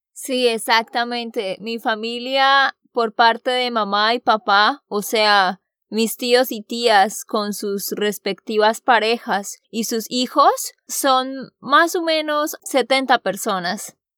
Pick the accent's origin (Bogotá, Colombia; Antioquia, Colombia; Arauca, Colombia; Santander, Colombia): Santander, Colombia; now in United States; de Santander, Colombia.